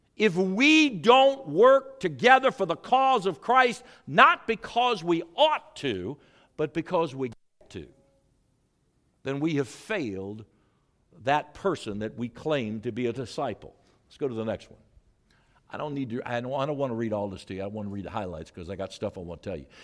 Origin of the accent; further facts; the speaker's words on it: St. Louis, Missouri, United States; moved away; I was raised in Saint Louis, Missouri.